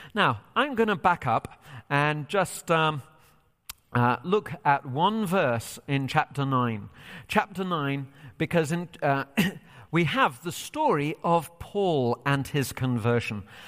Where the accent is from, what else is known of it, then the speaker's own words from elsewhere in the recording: England, United Kingdom; moved away as an adult; now in United States; So I am originally from Britain. I've lived here in the U S for five years, and still part of me yearns for England